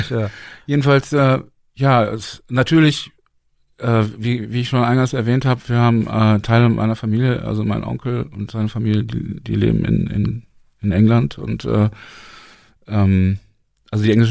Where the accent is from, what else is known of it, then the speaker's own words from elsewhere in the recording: Berlin, Germany; Und ich sage, ja, wir sind, wir kommen aus Deutschland, aus Berlin.